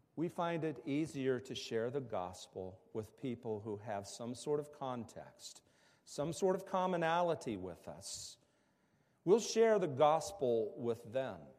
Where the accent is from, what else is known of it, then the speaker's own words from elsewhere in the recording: West Virginia, United States; moved away; I grew up in the Bible Belt in West Virginia